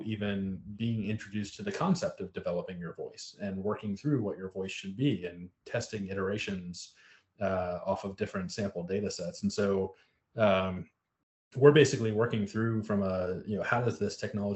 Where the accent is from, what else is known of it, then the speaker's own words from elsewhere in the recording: South Florida, United States; I grew up mostly in South Florida